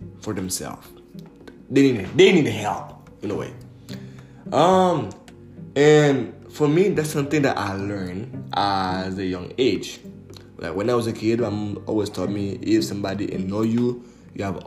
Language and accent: English; Montreal area, Quebec, Canada; also born or lived in Port-au-Prince, Haiti / Laval / Repentigny / Mascouche; I was born and raised in Haiti, in Port-au-Prince. I came to Montreal, Canada at a really young age. I used to live in Laval. And over there in Laval, I was in a public elementary school